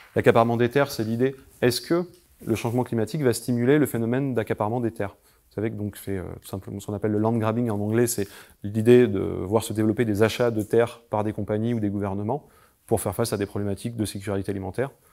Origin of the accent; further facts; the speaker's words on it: Carpentras, Provence-Alpes-Côte d'Azur, France; je viens de Carpentras à la base